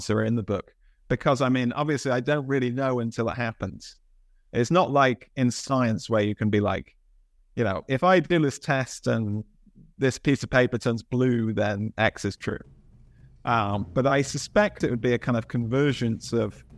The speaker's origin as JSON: {"language": "English", "town": "Bath", "region": "South West England", "country": "United Kingdom", "tie": "born or raised there", "said": "So I grew up in Bath in England"}